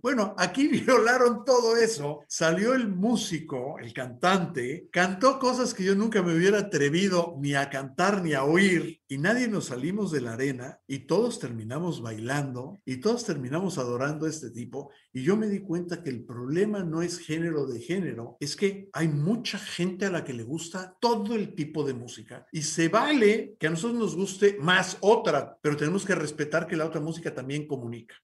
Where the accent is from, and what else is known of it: Mexico City, Mexico; born or raised there